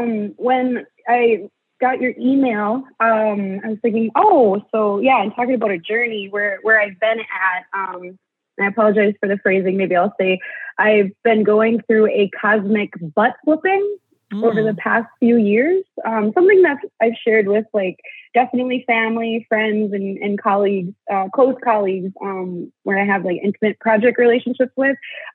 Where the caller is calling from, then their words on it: Minnesota, United States; I'm Bear Clan, and I am phoning in from the Lake Vermilion Reservation, which is District 2 of the Boys Fort Band of Chippewa in northeastern Minnesota.